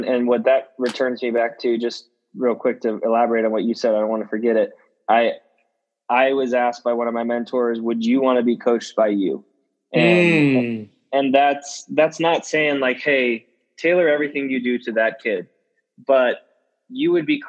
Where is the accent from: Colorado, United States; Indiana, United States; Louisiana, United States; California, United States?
Indiana, United States; Indianapolis; I grew up in Indianapolis during the Peyton Manning era.